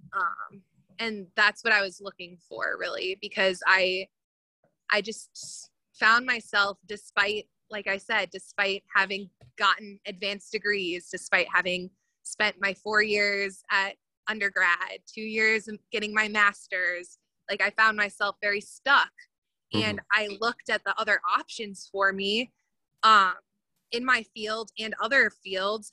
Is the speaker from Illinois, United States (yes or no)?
yes; suburbs of Chicago, Illinois, United States; also born or lived in Indianapolis, Indiana; from the suburbs of Chicago